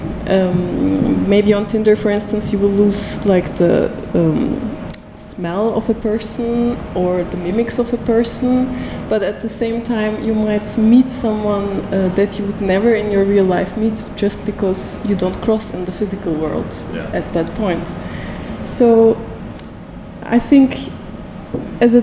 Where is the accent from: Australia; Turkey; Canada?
Turkey; Istanbul; moved away as an adult; now in Belgium; So I'm originally from Istanbul, and since about more than 6 years I'm living in Belgium now